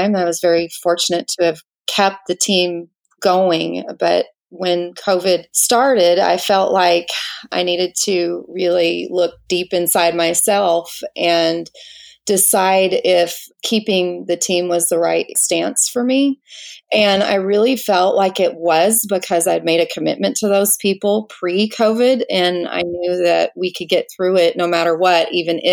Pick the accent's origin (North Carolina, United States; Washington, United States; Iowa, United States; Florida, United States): Washington, United States; moved away as an adult; now in Little Rock, United States; I'm from Little Rock, Arkansas, but originally from Washington State. I moved here over 20 years ago